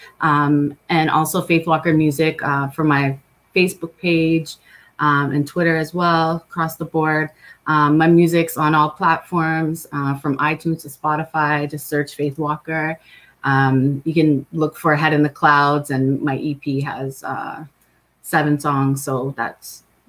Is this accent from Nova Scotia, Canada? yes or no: no; about an hour from Toronto, Ontario, Canada; also born or lived in Los Angeles, California, United States; I was born in LA, but I live in Toronto. Well, about an hour from Toronto in Canada. So I was raised out here.